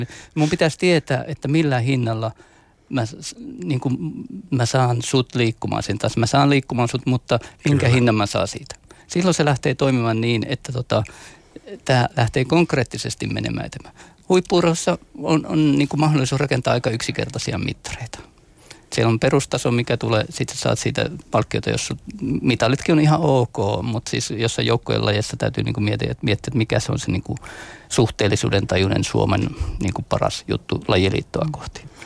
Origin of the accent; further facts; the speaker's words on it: Mikkeli, South Savo, Finland; meillä Mikkelissä, lähellä sulkavaa